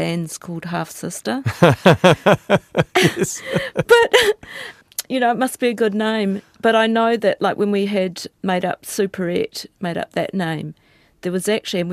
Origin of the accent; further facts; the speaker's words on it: New Zealand; When I was a child, we grew up in Tuturangi.